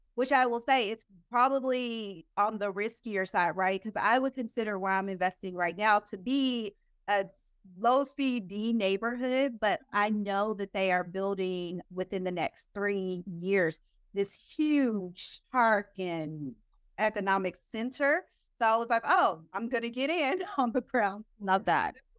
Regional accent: Oklahoma, United States; moved away as an adult; now in Dallas, United States; my home state later on state Oklahoma. I'm from Oklahoma

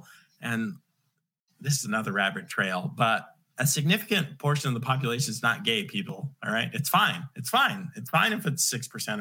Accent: New York City, New York, United States; I'm from New York City area of New York

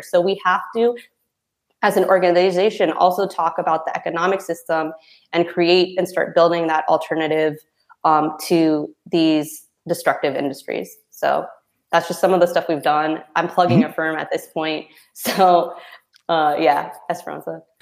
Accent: Philippines; as a Filipina, you know, coming from a very religious background

